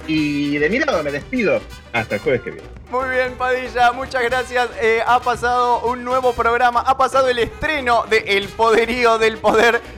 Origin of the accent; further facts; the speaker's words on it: Mar del Plata, Buenos Aires Province, Argentina; born there; Nací en Mar del Plata, soy tan argentino como la virome, el dulce de leche o la hiperinflación.